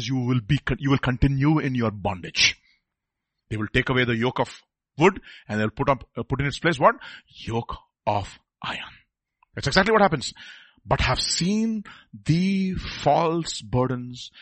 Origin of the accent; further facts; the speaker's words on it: India; I'm from India